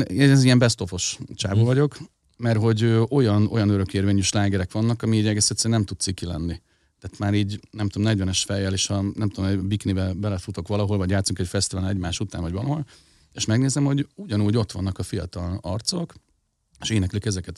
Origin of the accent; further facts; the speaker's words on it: Budapest, Hungary; egy kelemföldi tizemetes lépcsőházban nevelkedtem